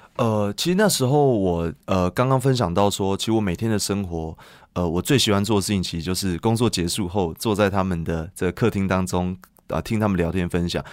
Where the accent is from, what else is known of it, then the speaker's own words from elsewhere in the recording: Taipei, Taiwan; moved away as an adult; now in Yunlin, Taiwan; 从小在台北长大，那我现在已经把户籍搬到云林已经八年了